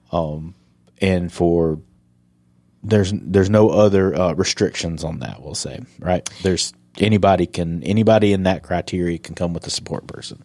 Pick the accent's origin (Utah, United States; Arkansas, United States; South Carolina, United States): South Carolina, United States; moved away; I'm from South Carolina